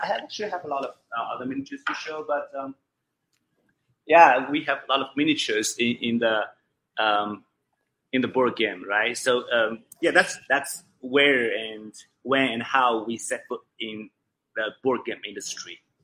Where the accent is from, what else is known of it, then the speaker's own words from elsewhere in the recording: China; English is a second language; I am originally from. Uh, Wulan province